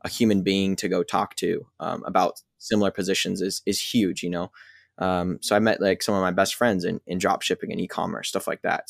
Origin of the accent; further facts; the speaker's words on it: Pacific Northwest, United States; I'm from the Pacific Northwest